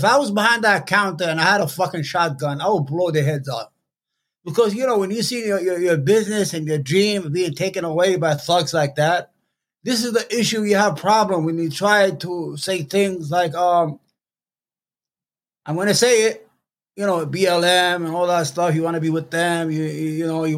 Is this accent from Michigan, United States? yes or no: no; New York City, New York, United States; I'm from New York City.